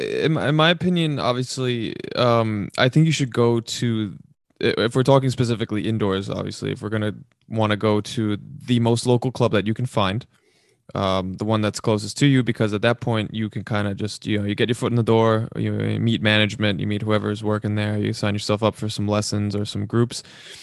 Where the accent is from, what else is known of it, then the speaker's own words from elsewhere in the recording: Queens, New York, United States; where we grew up here in Queens.